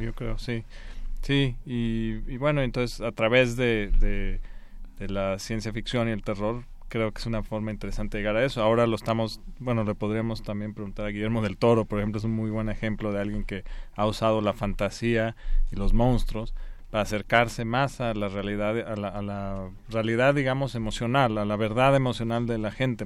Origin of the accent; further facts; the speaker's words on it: Guanajuato, Mexico; also born or lived in Spain; yo nací en España, y regresé los, al año o algo así, y crecí ahí en Guanajuato, entonces es de donde soy